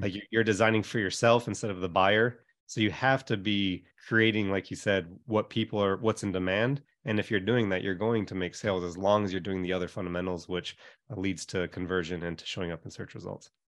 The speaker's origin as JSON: {"language": "English", "region": "Hawaii", "country": "United States", "tie": "born or raised there", "moved": "yes", "said": "I grew up in Hawaii."}